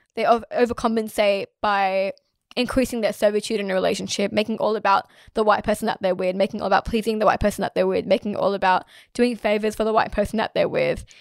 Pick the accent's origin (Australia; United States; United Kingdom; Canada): Australia; I am Australian, I promise. I'm from here